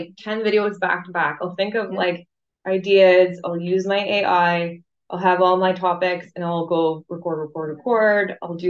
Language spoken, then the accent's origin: English; Canada; I'm a Canadian girl